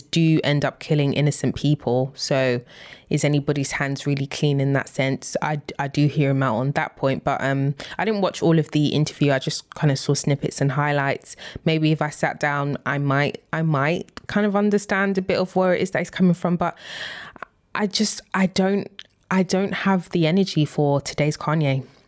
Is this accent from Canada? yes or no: no; United Kingdom; we are British